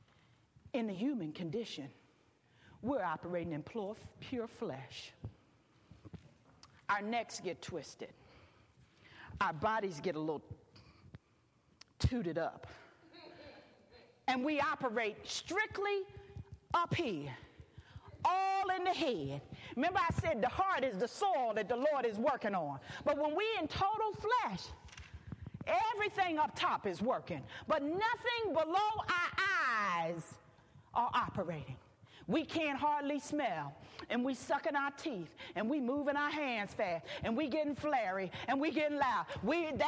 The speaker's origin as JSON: {"language": "English", "town": "Philadelphia", "region": "Pennsylvania", "country": "United States", "moved": "as an adult", "lives_now": "Houston, United States", "said": "I'm from the East Coast."}